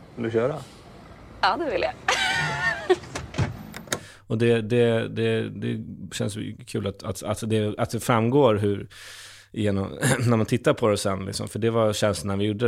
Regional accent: Stockholm, Stockholm County, Sweden; en gamer från Stockholm

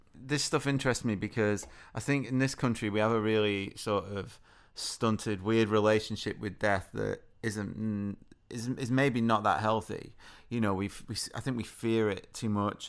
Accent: United Kingdom; being British

